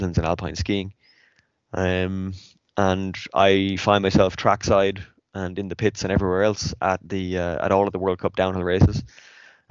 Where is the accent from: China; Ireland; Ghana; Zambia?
Ireland; Athlone, Leinster; moved away as an adult; also born or lived in French Alps; now in France; I'm from Athlone in the centre of Ireland